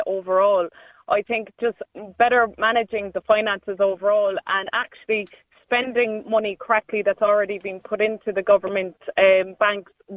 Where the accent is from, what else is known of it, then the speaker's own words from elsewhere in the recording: Cork, Munster, Ireland; I'm from Cork City